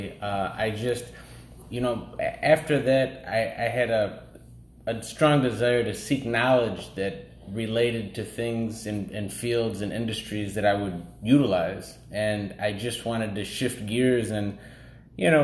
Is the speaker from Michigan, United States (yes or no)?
yes; Detroit, Michigan, United States; now in Los Angeles, United States; Originally born and raised in Detroit